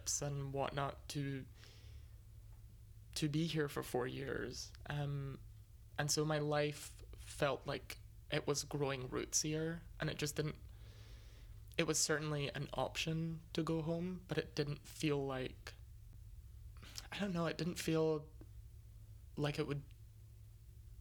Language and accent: English; Scotland, United Kingdom; moved away as an adult; now in United States; coming out of a prestigious institution back home, being Scottish